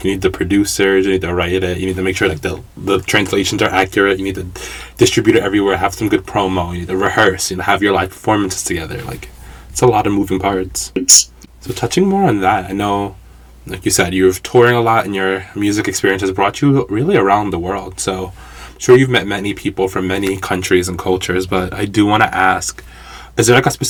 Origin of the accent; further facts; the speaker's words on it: New York, United States; I'm from New York